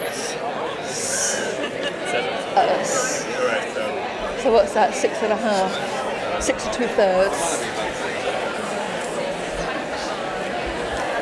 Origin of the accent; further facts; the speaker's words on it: Nottingham, East Midlands, United Kingdom; I grew up in Nottingham